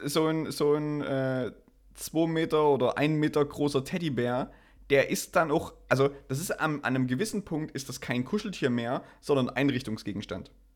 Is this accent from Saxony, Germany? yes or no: yes; Saxony, Germany